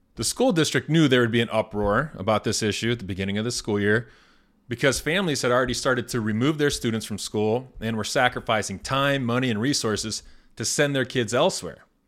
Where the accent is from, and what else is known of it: Indiana, United States; born or raised there